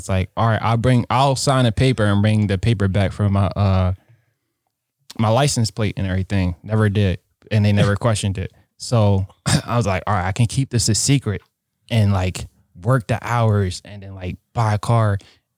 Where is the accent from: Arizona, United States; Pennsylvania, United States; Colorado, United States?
Pennsylvania, United States; Philadelphia; moved away as an adult; also born or lived in New York; now in Wisconsin, United States; me growing up in Philadelphia